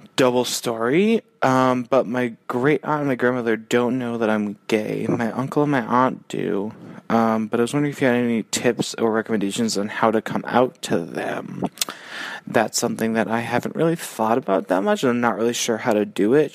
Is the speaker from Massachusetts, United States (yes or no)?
yes; Boston, Massachusetts, United States; moved away; I grew up kind of in Dorchester area.